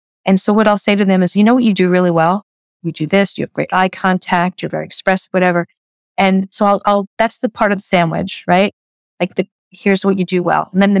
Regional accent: New York, United States; I am blunt, but kind. I'm a New Yorker. I don't waste your time.

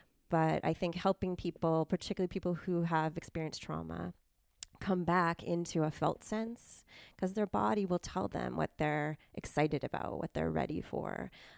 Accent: Silicon Valley, California, United States; moved away as an adult; now in Santa Cruz, United States; I grew up in Silicon Valley before it was cool to be from there.

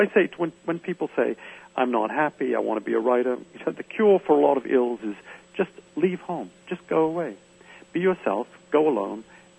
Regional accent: Medford, Massachusetts, United States; moved away; I never found where I grew up very interesting. I was born in Medford, Massachusetts, and I wanted to leave.

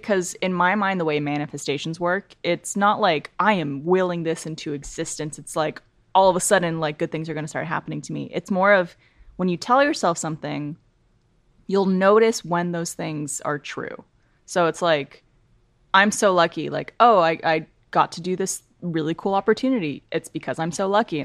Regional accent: Ottawa, Ontario, Canada; also born or lived in Montreal; I was born in Montreal, but I grew up in Ottawa

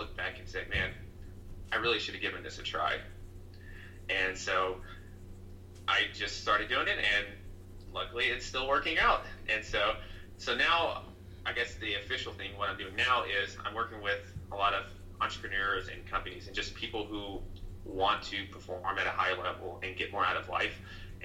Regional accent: Tennessee, United States; also born or lived in New York; I'm from Tennessee, and Tennessee is fairly conservative compared to New York.

